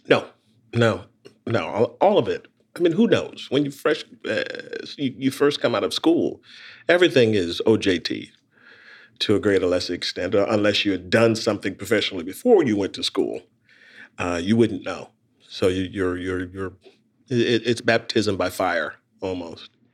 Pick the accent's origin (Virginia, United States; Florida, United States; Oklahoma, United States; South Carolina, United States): South Carolina, United States; moved away; also born or lived in Brooklyn; grew up in South Carolina.